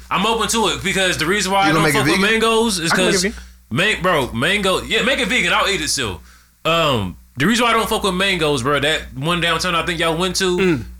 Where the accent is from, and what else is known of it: Midwest, United States